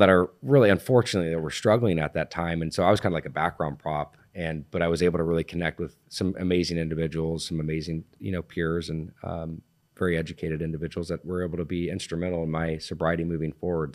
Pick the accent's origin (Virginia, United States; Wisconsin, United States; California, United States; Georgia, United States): California, United States; Laguna Beach; born and raised in Laguna Beach